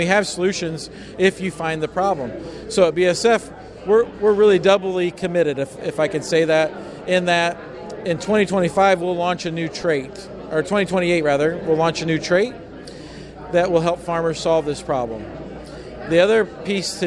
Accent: Iowa, United States; I'm from Iowa

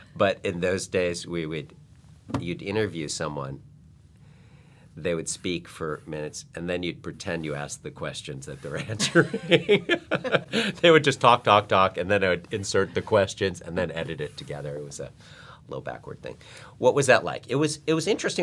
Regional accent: Chicago, Illinois, United States; now in Los Angeles, United States; I grew up in Chicago

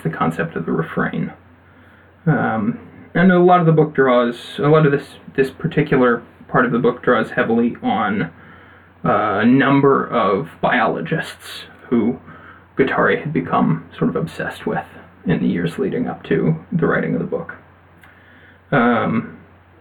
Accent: United States; I'm an American

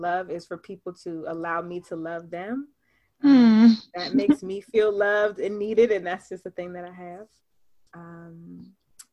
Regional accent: Baltimore, Maryland, United States; also born or lived in Atlanta; Born and raised in Baltimore, Maryland.

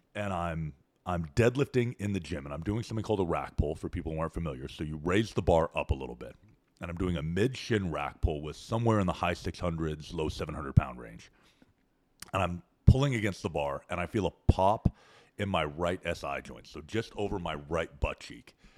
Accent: Canada; moved away as an adult; now in Austin, United States; growing up in Canada.

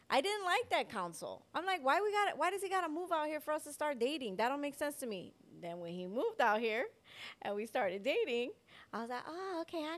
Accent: Chicago, Illinois, United States; I was like, we're from Chicago. We got places to go.

